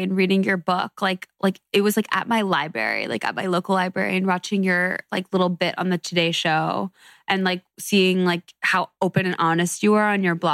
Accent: Fairfield, Connecticut, United States; moved away as an adult; now in Los Angeles, United States; I was in college in my hometown of Fairfield, Connecticut

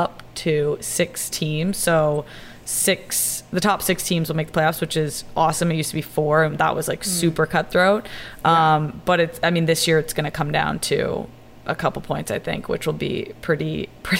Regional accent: south of Atlanta, Georgia, United States; moved away as an adult; now in Washington, D.C., United States; I'm from Georgia, like south of Atlanta

